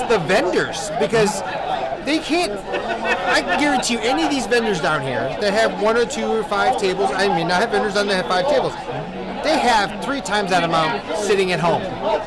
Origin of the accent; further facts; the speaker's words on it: St. Louis, Missouri, United States; we're from the St. Louis area.